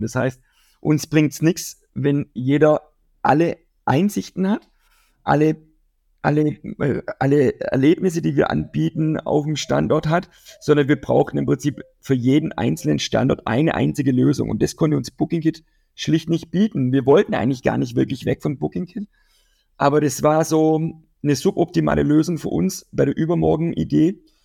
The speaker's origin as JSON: {"language": "German", "town": "Kirchzarten", "region": "Baden-Württemberg", "country": "Germany", "tie": "born or raised there", "said": "in meiner Heimatstadt, äh, werden wir in Kirchzarten"}